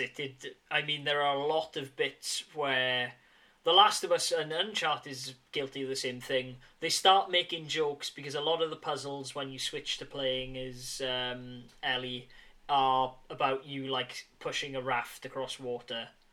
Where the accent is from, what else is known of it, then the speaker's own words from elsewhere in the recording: near Bridgend, Wales, United Kingdom; Bridgend, which is very much near my hometown